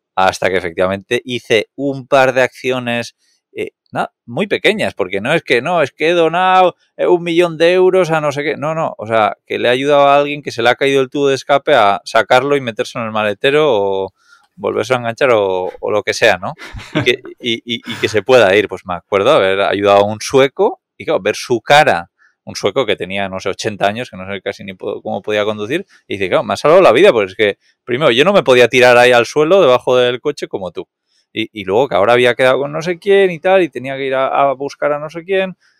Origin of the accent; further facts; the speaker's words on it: Catalonia, Spain; Soy muy catalán